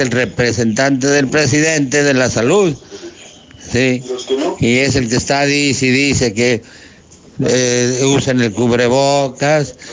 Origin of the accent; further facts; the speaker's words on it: Mexico; nosotros como mexicanos